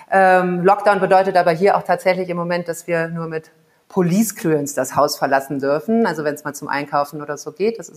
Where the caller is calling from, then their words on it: Kigali, Rwanda; Ich äh, bin zugeschaltet aus äh, Kigali, das ist die Hauptstadt äh, von Ruanda liegt in ähm, Ostafrika, ist äh, ja ein bisschen kleiner als Belgien.